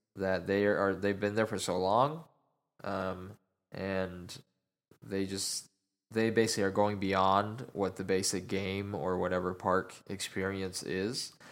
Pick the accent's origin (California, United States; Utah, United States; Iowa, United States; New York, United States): Utah, United States; now in Dallas, United States; I am originally from Utah, and my dad's side of the family is still all out there